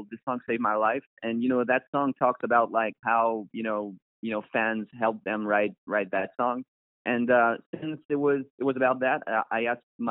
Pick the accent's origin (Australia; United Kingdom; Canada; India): Canada; Montreal, Quebec; we're from Montreal